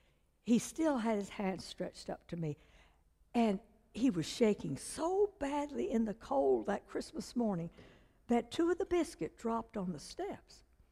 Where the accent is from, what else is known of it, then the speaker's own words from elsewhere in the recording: China; born there; first language Chinese; English is a second language; because I was born in China to missionary parents. When I was 3 years old, I couldn't speak English. I just spoke Chinese.